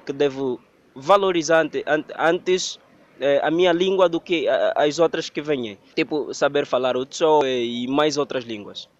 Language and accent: Portuguese; Lunda Sul, Angola; eu sou eu sou das Lundas, sou pertencente da província da Lunda Sul.